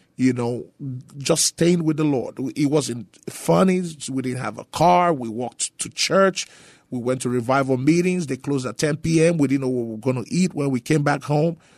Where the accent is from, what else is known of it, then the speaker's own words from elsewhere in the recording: Nigeria; moved away as an adult; also born or lived in Grand Prairie, Texas; now in San Antonio, United States; I was born and raised in Nigeria for the first twenty years of my life